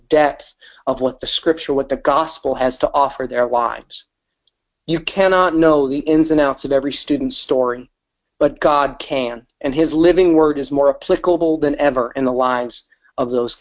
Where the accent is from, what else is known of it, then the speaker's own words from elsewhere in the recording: Wisconsin, United States; also born or lived in Michigan; now in St. Louis, United States; I grew up in Wisconsin and for a short time in Michigan